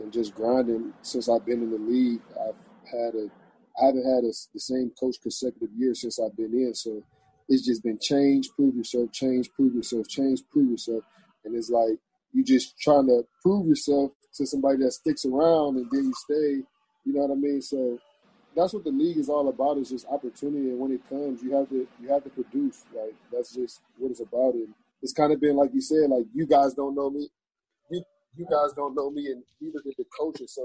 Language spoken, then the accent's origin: English; Cleveland, Ohio, United States; we're both from Cleveland